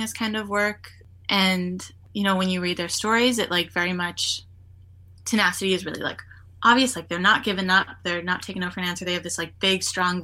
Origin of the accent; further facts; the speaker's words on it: Winnipeg, Manitoba, Canada; I was born in Winnipeg, and I grew up in Winnipeg